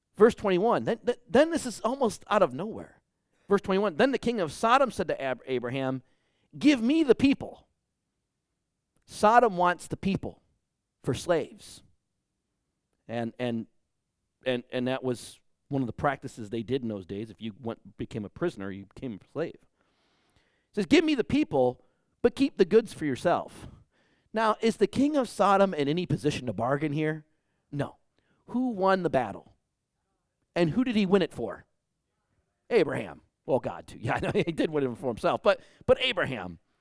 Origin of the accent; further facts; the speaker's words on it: Detroit, Michigan, United States; now in Bakersfield, United States; I grew up in Detroit, Michigan.